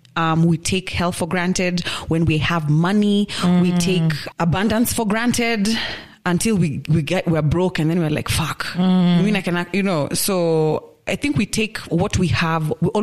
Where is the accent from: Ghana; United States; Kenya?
Kenya; I'm so happy I was born in Kenya and in the family I was born into.